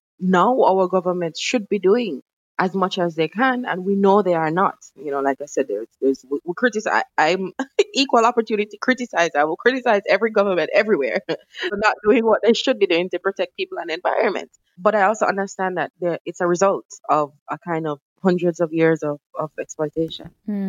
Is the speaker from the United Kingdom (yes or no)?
yes; United Kingdom; the great British Empire is known for and as British people we love and enjoy.